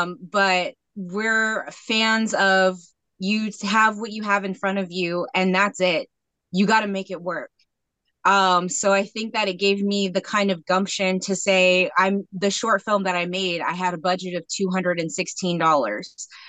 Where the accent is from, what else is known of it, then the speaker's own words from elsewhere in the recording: Federal Way, Washington, United States; also born or lived in Metlakatla, Alaska; Well, I'm actually from a small fishing village in Alaska called Metlakatla. Okay. And that's where I spent the first part of my childhood and then the rest of my summers until I was 18. But I grew up in the Federal Way area